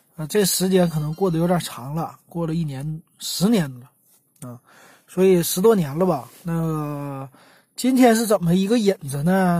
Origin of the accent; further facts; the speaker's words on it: Northeast China, China; moved away as an adult; also born or lived in Beijing / Guangzhou; 我作为一个东北人，从北，呃，从北方，啊，一下子就到了南方